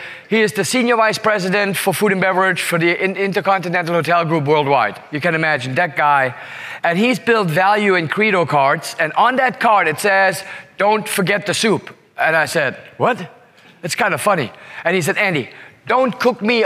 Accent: Singapore; I say, Singapore.

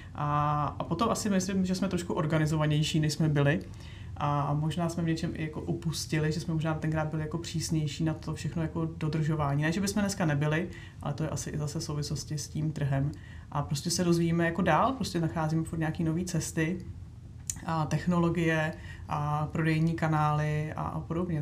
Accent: Bohemia, Czechia; já jsem na to tady jako z Čech nebyla vůbec zvyklá

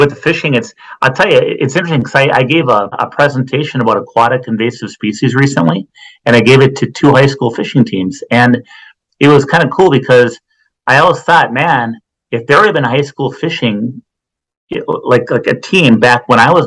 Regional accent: St. Cloud, Minnesota, United States; I grew up in St. Cloud, Minnesota

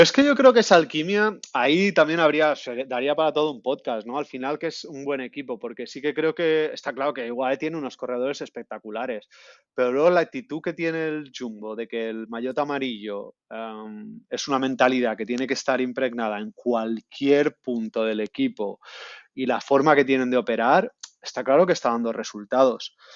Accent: Alicante, Valencian Community, Spain; now in Amsterdam, Netherlands; mi tierra, Alicante

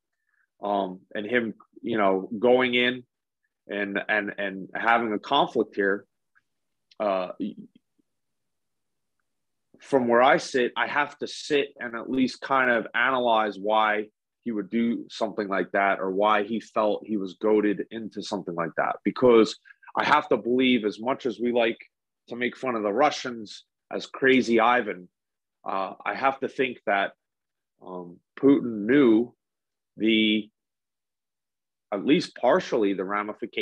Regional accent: United States; as an American

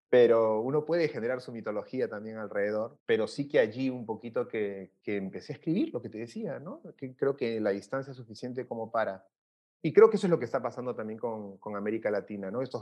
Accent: Peru; yo iba muy descontento de, mis circunstancias, mi, de, mi, de, mi, de mi país. Descubro allá que soy latinoamericano, ¿no? apenas llegué, yo recuerdo muy bien, cuando a los formularios en entrada de Estados Unidos, con todos los temas raciales que hay en el Perú

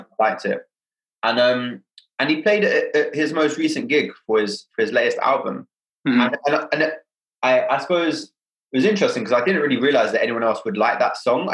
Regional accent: London, United Kingdom; born and raised in Hackney

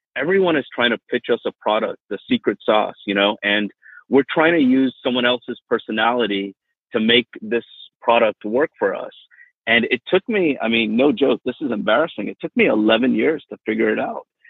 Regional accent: Miami, Florida, United States; also born or lived in India / England; growing up in Miami was really, really nice.

